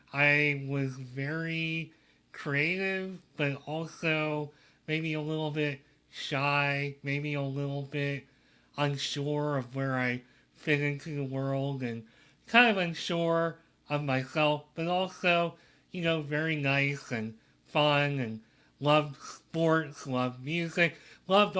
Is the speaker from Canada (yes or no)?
no; Reading, Pennsylvania, United States; I grew up in Reading, Pennsylvania during the 80s